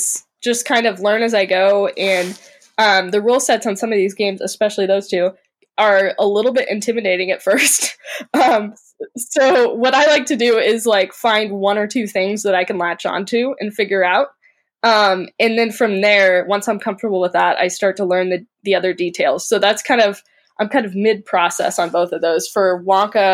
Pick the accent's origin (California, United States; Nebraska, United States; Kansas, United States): Kansas, United States; Overland Park; I'm from Overland Park, Kansas